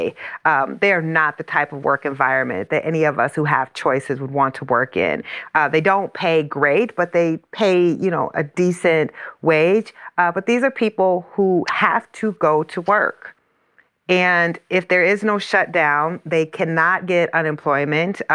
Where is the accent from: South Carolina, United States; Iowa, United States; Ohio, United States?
Iowa, United States; my hometown is in Iowa.